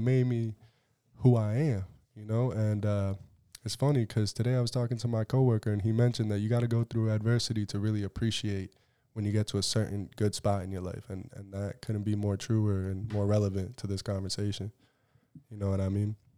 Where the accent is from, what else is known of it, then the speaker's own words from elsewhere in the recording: Southbridge, Massachusetts, United States; I'm from Southbridge, Massachusetts, you know, and twenty twelve was the last year that they had our old high school